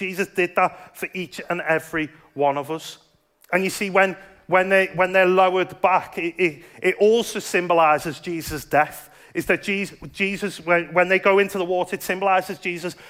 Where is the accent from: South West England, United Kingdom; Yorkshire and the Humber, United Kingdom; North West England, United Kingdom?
North West England, United Kingdom; Liverpool; now in Dudley, United Kingdom; I grew up in Liverpool, and Liverpool's quite a Catholic